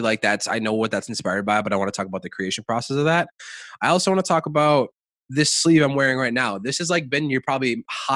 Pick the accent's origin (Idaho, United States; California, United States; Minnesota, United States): Minnesota, United States; Savage; I'm from Savage